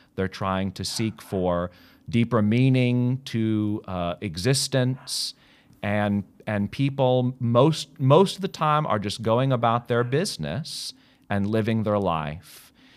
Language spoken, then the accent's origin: English; United States; moved away as an adult; now in Australia; I'm American. I love America